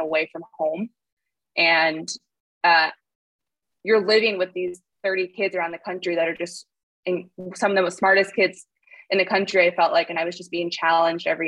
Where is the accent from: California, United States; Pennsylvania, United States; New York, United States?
California, United States; San Francisco; I grew up in this neighborhood called Seacliff, right in the city